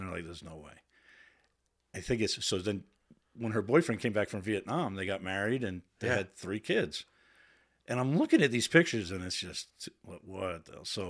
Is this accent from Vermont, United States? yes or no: no; Waltham, Massachusetts, United States; We were called Hawkers because we were the Hawkers. Waltham Hawks. I grew up in Waltham.